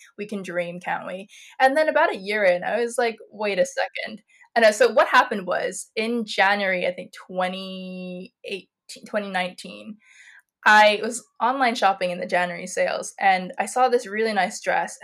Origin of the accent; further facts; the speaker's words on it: Ireland; also born or lived in Malaysia; I was born in Malaysia, and my family moved to Ireland when I was 5. So we were like first generation immigrants